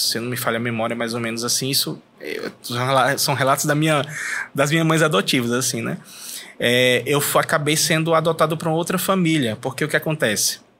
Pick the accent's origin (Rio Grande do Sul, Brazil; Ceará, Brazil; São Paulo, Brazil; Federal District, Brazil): Ceará, Brazil; Fortaleza; Eu sou de Fortaleza, Cearazão.